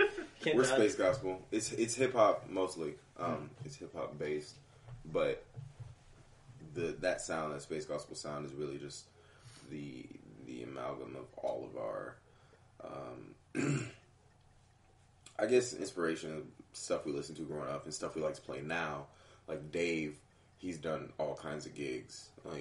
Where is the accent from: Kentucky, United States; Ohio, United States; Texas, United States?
Texas, United States; Houston; Houston didn't have trailer parks when I was growing up, so we just had crackheads like in the city.